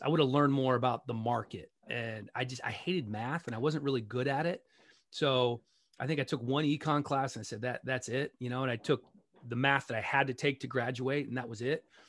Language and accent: English; Gaithersburg, Maryland, United States; moved away as an adult; also born or lived in Rockville / Bethesda; I grew up in Gaithersburg, went to high school in Rockville.